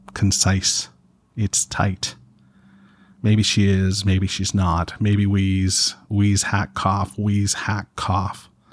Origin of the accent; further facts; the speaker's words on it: Canada; I'm Canadian